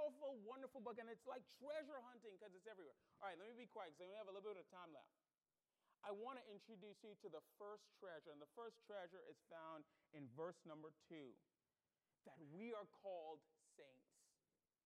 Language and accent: English; Bahamas; now in United States; I was born in the Bahamas, and I became an American citizen.